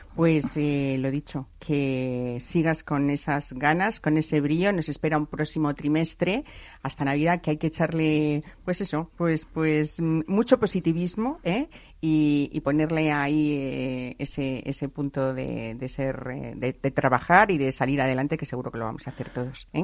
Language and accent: Spanish; Spain; así somos los españoles